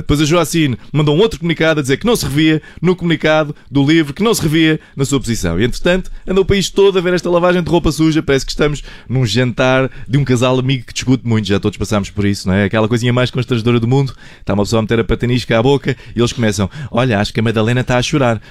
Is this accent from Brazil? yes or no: no; Portugal; enquanto portugueses estamos todos de parabéns